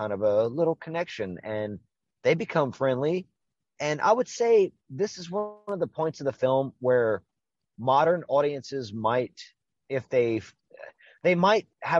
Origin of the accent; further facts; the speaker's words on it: Louisiana, United States; I'm from Louisiana